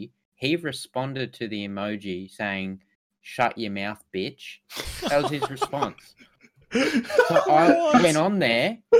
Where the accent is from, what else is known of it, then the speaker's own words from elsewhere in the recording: Australia; we're all from Australia